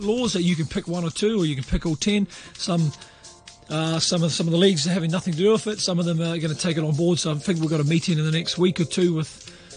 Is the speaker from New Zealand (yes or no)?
yes; New Zealand; now in Hong Kong; being a Kiwi and coming there